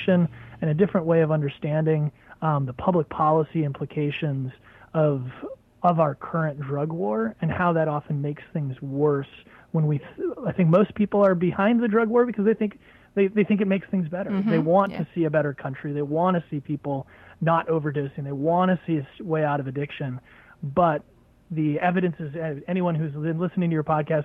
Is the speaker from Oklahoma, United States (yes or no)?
no; New Hampshire, United States; I moved back to my home state of New Hampshire